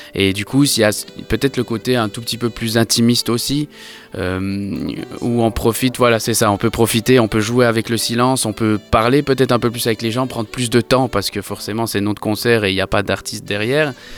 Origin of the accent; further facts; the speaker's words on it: Switzerland; moved away as an adult; now in Paris, France; j'ai vécu en Suisse, je suis suisse de nationalité.